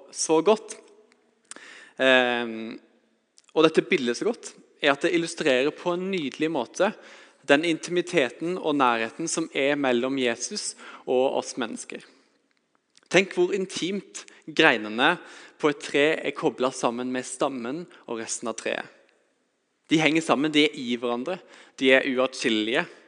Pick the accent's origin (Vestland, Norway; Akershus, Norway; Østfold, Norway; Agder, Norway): Agder, Norway; Vegårshei; Jeg har vokst opp på Vegårshei, på et lite småbruk